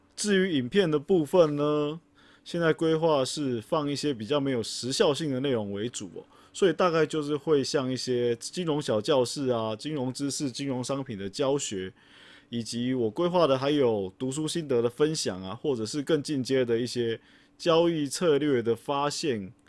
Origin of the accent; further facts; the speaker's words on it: Taiwan; 因为我们是台湾人啊